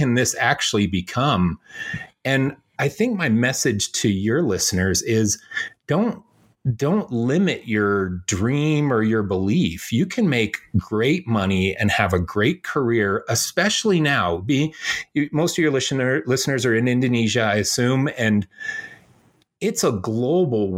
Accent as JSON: {"language": "English", "town": "Chicago", "region": "Illinois", "country": "United States", "tie": "born or raised there", "also_born_or_lived": "Indiana", "said": "I was born in Chicago"}